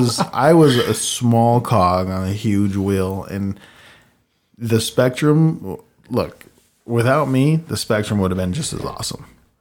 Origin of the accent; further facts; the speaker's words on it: Utah, United States; It's because, you know, we come from Cache Valley.